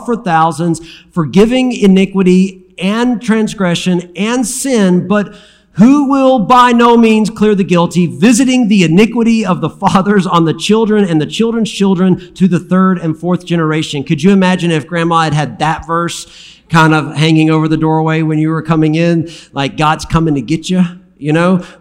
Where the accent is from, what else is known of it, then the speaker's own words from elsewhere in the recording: Alabama, United States; I'm from Alabama